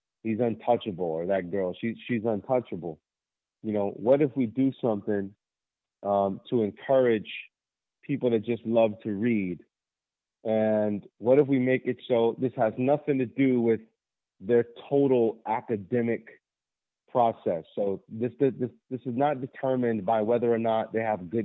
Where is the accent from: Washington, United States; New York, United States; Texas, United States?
Washington, United States; Federal Way; I went back to my old middle school here in Federal Way, Washington, which is south of Seattle